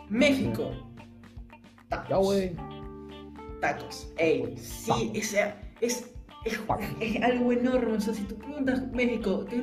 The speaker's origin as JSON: {"language": "Spanish", "country": "Venezuela", "said": "cuando yo digo que soy de Venezuela, lo primero que dicen es, ah, Chávez, lo primerito."}